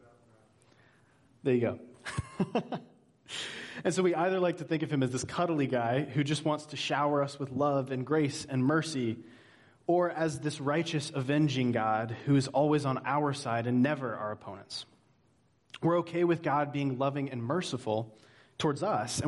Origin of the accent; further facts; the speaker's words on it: Georgia, United States; now in Hanover, New Hampshire, United States; I'm originally from Georgia, and my whole life growing up, I was determined to get somewhere that was finally colder